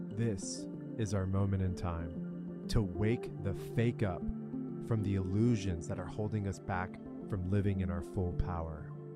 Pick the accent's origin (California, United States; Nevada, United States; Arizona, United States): California, United States; La Jolla; I grew up in Southern California, La Jolla in particular